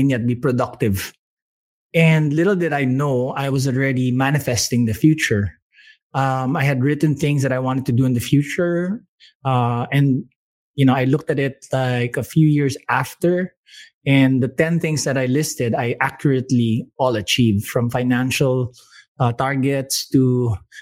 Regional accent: Manila, Metro Manila, Philippines; also born or lived in Baguio City, Philippines; I was born in Baguio City, one of the few people born in that city. And when I was young, we moved to Manila when my parents split up, but managed to go to La Salle

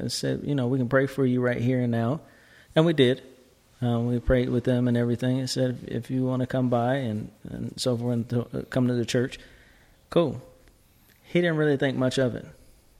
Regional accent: Seattle, Washington, United States; moved away; I'm from Seattle. God. Seattle, Washington, yes.

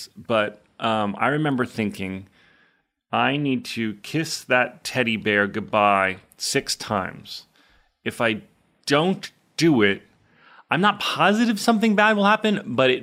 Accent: New Jersey, United States; also born or lived in Manhattan / Chicago; now in Los Angeles, United States; I grew up in North Jersey where there were a lot of Jews

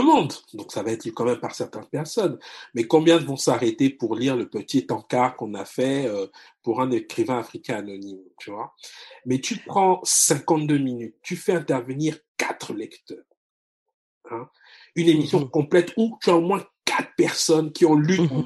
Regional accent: Republic of the Congo; moved away; also born or lived in France; j'ai grandi au, dans le Congo marxiste

